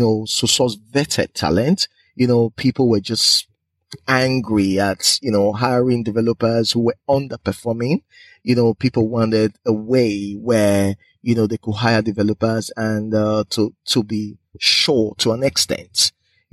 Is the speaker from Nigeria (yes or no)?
yes; Edo, Nigeria; moved away as an adult; also born or lived in United Kingdom / Aberdeen, Scotland; I'm originally from Nigeria